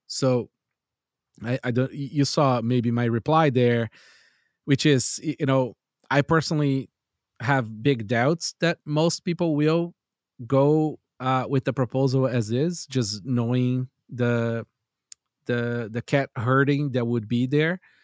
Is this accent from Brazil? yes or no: yes; Brazil; I grew up in Brazil